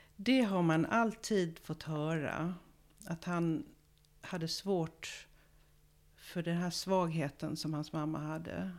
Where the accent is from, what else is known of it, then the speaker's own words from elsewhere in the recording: Malmö, Skåne, Sweden; moved away as an adult; also born or lived in Israel; Jag kommer från Malmö. Och jag är uppvuxen där